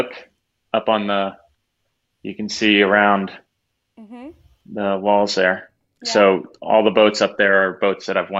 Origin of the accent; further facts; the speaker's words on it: Annapolis, Maryland, United States; growing up in Annapolis